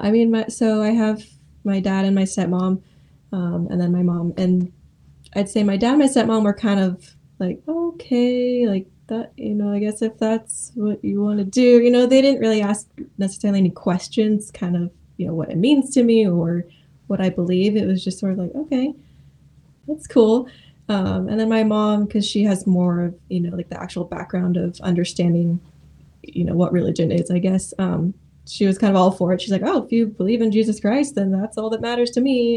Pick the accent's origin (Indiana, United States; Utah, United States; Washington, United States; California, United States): California, United States; Modesto; moved away as an adult; also born or lived in Oregon; now in Springfield, United States; I grew up in Modesto, California